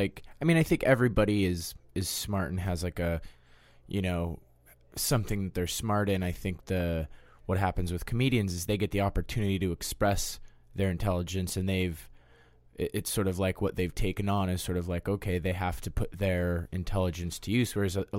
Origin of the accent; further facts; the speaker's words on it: Denver, Colorado, United States; I grew up in Denver, Colorado, mainly in the suburbs. I was born in Denver, but then just sort of, like, homogenized in the suburbs and surrounded with that sort of vibe.